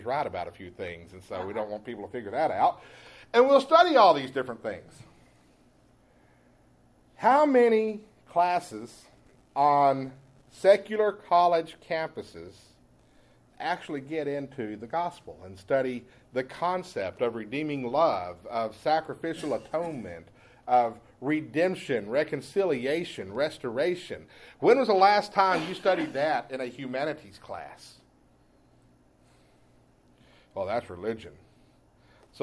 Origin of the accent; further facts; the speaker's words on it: East Texas, United States; moved away; I come from East Texas. We have pine trees there